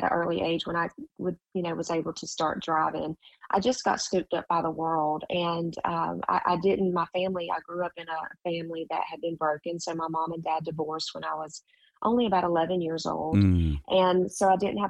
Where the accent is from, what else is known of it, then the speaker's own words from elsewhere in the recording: Jacksonville, North Carolina, United States; now in Myrtle Beach, United States; I grew up in Jacksonville, North Carolina, which is a Marine base, Camp Lejeune